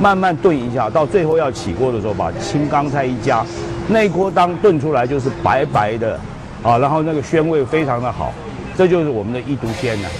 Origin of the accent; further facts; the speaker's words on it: Jiangsu-Zhejiang, China; 那像我们一般，我们江浙人就是做一些家乡菜啦，有时候江浙人吃的比较精致一点，所以菜的种类比较多一点。妈妈也是上海，那尤其像腌笃鲜是我们的家乡菜。